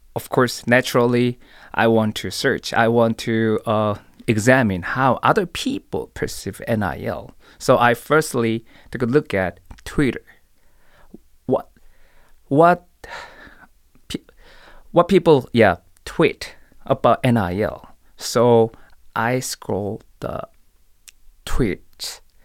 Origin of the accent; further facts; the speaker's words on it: Seoul, South Korea; moved away as an adult; also born or lived in Tallahassee; I was born and raised in Seoul, Korea.